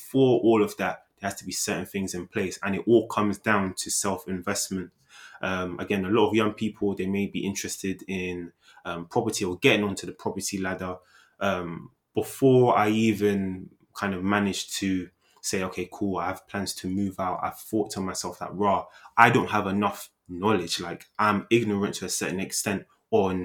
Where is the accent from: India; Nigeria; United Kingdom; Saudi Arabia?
Nigeria; I'm Nigerian.